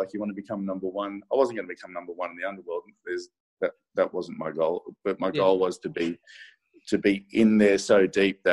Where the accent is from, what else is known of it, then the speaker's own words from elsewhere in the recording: Sydney, New South Wales, Australia; I grew up in Maroubra, but then I moved into the city